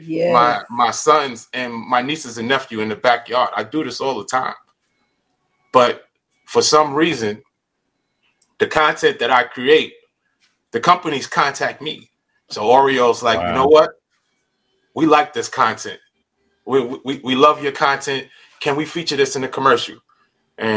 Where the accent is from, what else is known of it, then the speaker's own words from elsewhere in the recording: New York City, New York, United States; moved away as an adult; now in California, United States; I grew up in Coney Island